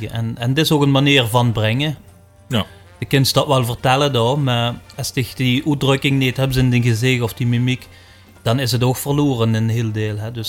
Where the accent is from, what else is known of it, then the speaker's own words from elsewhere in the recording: Belgium; Als Belg mocht ik dan meedoen